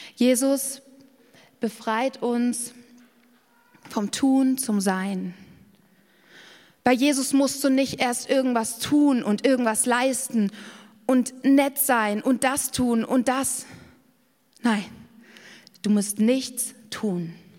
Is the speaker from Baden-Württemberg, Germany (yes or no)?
no; Garmisch-Partenkirchen, Bavaria, Germany; ich bin in Garmisch-Partenkirchen aufgewachsen